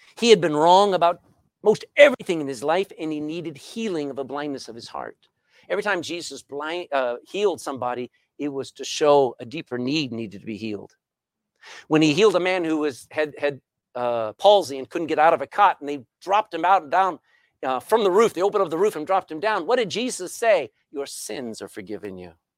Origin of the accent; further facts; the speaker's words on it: Texas, United States; moved away as an adult; now in Ireland; I'm a Texan.